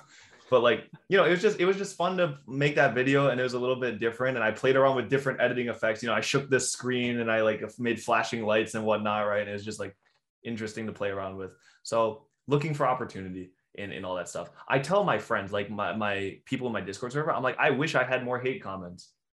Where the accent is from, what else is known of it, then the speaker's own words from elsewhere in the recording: Canada; we're Canadian.